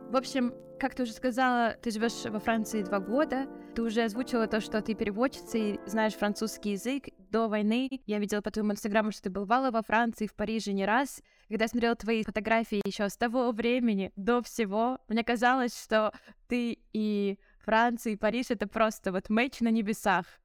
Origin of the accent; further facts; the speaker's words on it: Russia; moved away as an adult; now in Israel; Весной 2022 года я эмигрировала из России в Израиль.